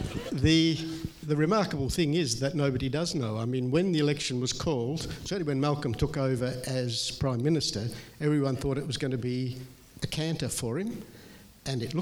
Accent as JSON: {"language": "English", "town": "Perth", "region": "Western Australia", "country": "Australia", "tie": "born or raised there", "moved": "yes", "said": "I grew up in Perth"}